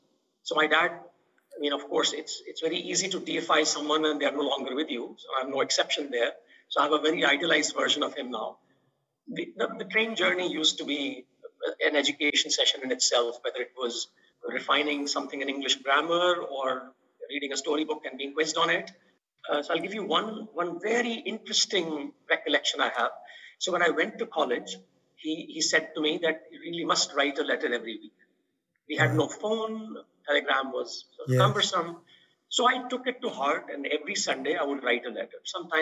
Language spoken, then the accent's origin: English; India; moved away as an adult; I grew up in India.